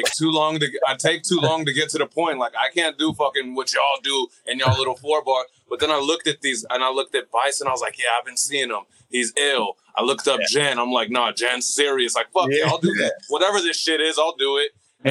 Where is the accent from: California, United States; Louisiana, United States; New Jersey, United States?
California, United States; Los Angeles; I'm LA, San Pedro, in Los Angeles